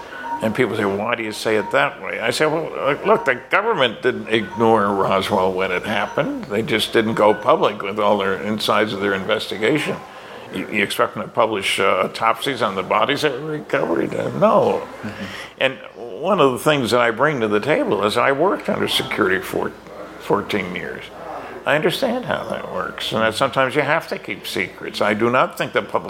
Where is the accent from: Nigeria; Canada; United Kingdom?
Canada; Fredericton, New Brunswick; Fredericton had a Stanton Friedman Day, my hometown